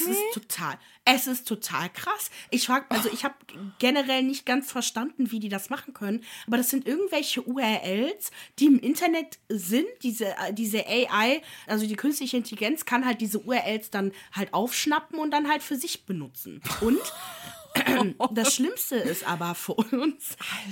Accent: Germany; ich bin, ich wohne in Deutschland, bin da geboren

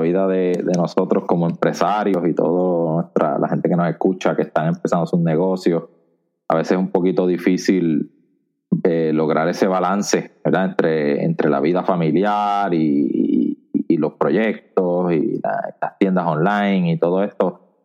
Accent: Añasco, Puerto Rico; grabando desde mi pueblo natal, Añasco, Puerto Rico

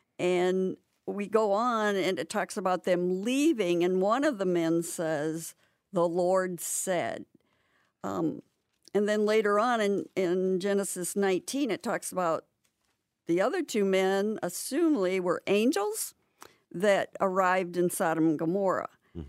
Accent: Rockford, Illinois, United States; I'm from Rockford, Illinois.

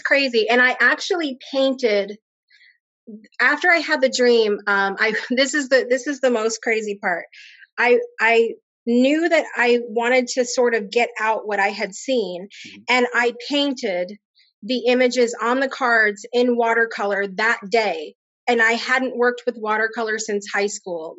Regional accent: Connecticut, United States; moved away as an adult; now in Alabama, United States; I grew up in Connecticut. Um, and I currently live down in Alabama

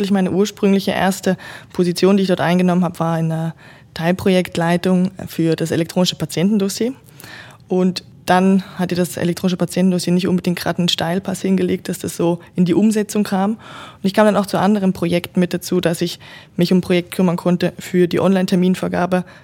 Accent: Germany; moved away as an adult; now in Switzerland; Ich komme ursprünglich aus Deutschland, wie unser Audioformat hier vielleicht gerade schon zeigt und bin jetzt doch seit 13 Jahren schon in der Schweiz, habe meinen ersten Job tatsächlich hier auch begonnen

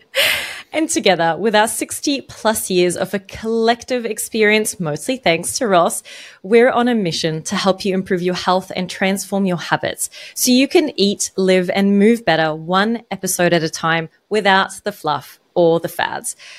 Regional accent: Egypt; now in Australia; I grew up in Egypt, in a country where alcohol is not really widely available

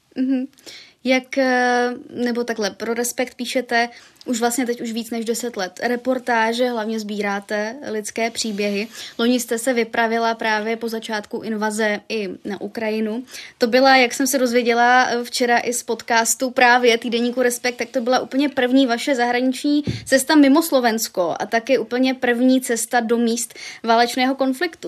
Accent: Brno, South Moravian Region, Czechia; já jsem taky z Brna

